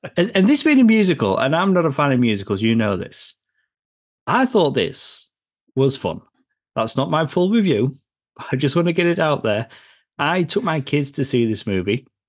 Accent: United Kingdom; moved away; I'm from the U K

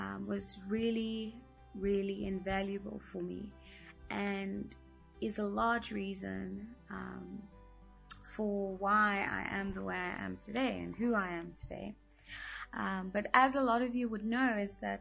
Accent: Midrand, Gauteng, South Africa; also born or lived in Johannesburg; I was born in Johannesburg and lived and was raised in Midrand for all of my life

